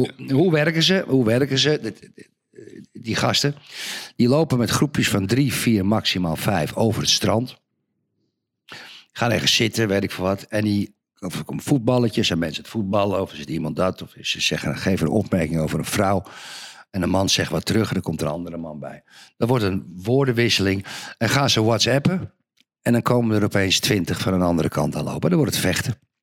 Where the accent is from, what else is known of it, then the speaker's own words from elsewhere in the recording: Zandvoort, North Holland, Netherlands; moved away; Ik ben geboren en getogen in Zandvoort.